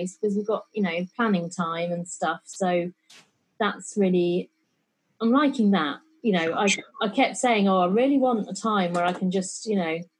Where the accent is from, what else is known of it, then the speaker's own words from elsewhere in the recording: East Northamptonshire, East Midlands, United Kingdom; also born or lived in London; I grew up in East Northamptonshire